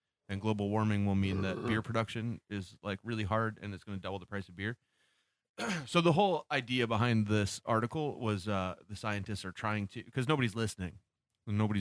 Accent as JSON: {"language": "English", "country": "Canada", "said": "I'm Canadian"}